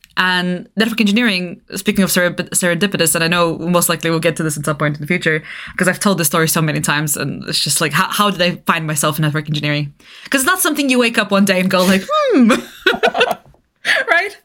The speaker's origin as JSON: {"language": "English", "country": "Bulgaria", "tie": "born or raised there", "moved": "yes", "said": "I grew up in Eastern Europe, right? I grew up in Bulgaria."}